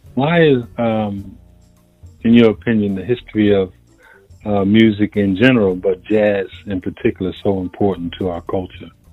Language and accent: English; Philadelphia, Pennsylvania, United States; here in the United States, especially, I was born and raised in Philadelphia